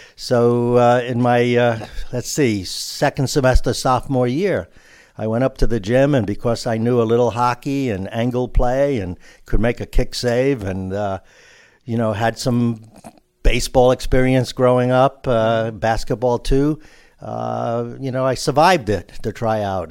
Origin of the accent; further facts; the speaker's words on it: New York City, New York, United States; I grew up in New York City in the little Brooklyn neighborhood called Greenpoint